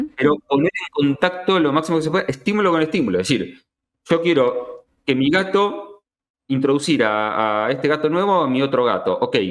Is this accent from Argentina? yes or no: yes; Argentina; acá en Argentina